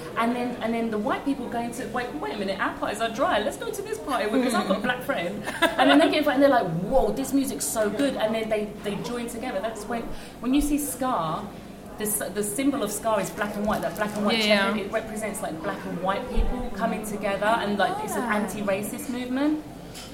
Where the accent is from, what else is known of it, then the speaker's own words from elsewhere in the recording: United Kingdom; the soil, the feeding ground for us to express ourselves as black British people is much more fertile than in France